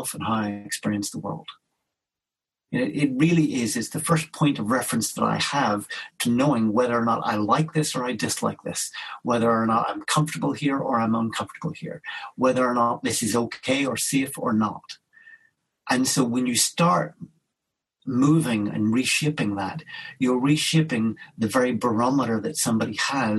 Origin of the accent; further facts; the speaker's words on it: Belfast, Northern Ireland, United Kingdom; I grew up in Belfast in Northern Ireland during a time of a lot of conflict and violence